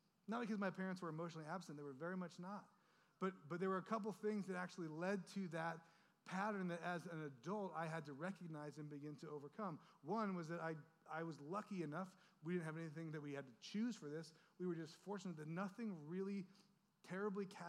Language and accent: English; Orange County, California, United States; we grew up in Orange County, where everything is polished